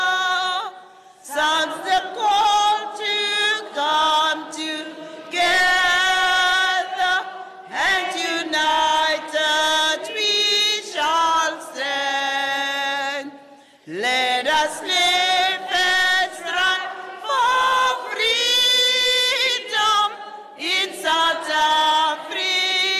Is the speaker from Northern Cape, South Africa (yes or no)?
yes; Upington, Northern Cape, South Africa; I was born and bred in Upington.